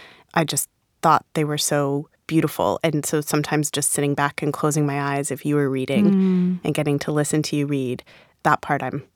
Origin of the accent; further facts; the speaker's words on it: Rhode Island, United States; accent: Rhode Island; I really like to think my Rhode Island accent is gone. And then sometimes it comes out.